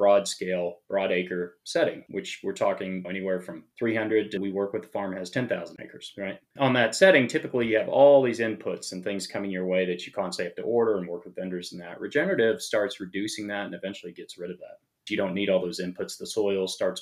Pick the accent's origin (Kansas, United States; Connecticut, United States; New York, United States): Kansas, United States; moved away as an adult; also born or lived in Los Angeles; I grew up in Kansas and grew up, farming